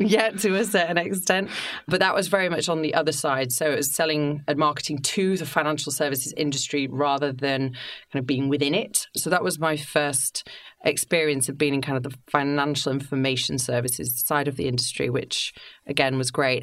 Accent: Yorkshire and the Humber, United Kingdom; moved away as an adult; also born or lived in London; I grew up in Yorkshire. Growing up in a seaside town

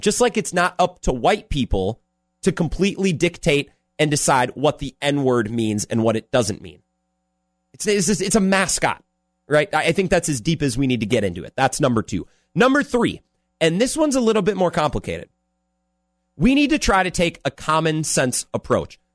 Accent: Menomonie, Wisconsin, United States; I grew up in Menominee

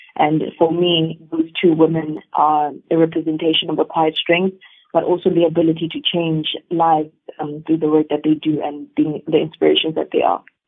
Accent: South Africa; us as South Africans

